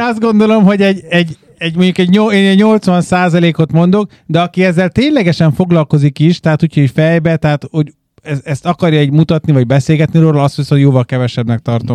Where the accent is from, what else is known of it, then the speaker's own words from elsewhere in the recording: Hungary; moved away; Magyarország a hazám